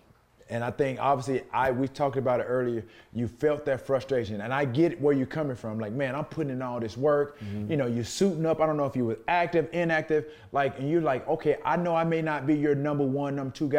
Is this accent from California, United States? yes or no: yes; San Francisco, California, United States; I come from San Francisco